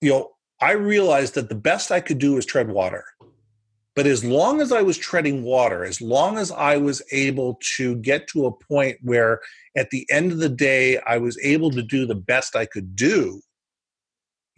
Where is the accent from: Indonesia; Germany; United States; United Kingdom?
United States; now in Canada; I was born in the U.S. I'm an American citizen.